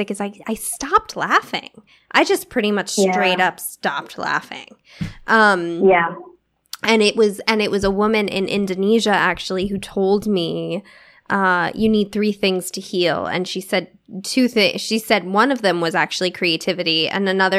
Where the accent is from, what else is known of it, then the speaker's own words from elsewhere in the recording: New York City, New York, United States; moved away; I'm from New York City